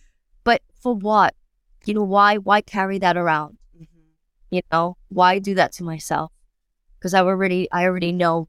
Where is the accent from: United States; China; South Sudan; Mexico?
United States; New York; now in London, United Kingdom; it was great to be moving to London, you know, I was from New York and I was fantastic.